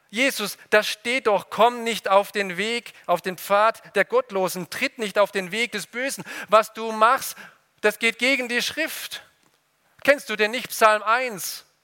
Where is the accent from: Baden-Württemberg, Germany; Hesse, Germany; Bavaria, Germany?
Baden-Württemberg, Germany; Ludwigsburg; Ich komme aus Ludwigsburg, vielleicht war der auch schon mal in dem Märchengarten.